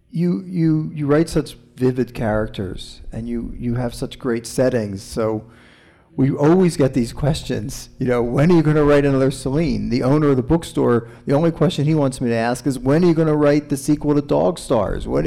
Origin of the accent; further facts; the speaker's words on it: East Coast, United States; I'm from the East Coast, and they have a problem with lionfish in the water.